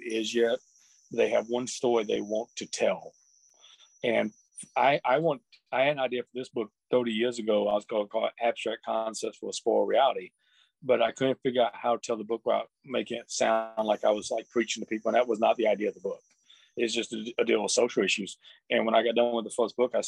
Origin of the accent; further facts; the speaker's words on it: Columbus, Georgia, United States; Columbus, Georgia, which is my hometown